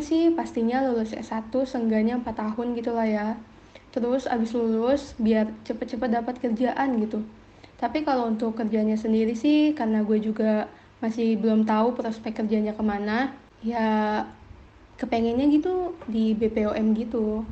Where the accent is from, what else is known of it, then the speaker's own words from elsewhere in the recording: Jakarta, Indonesia; Asal gue dari Jakarta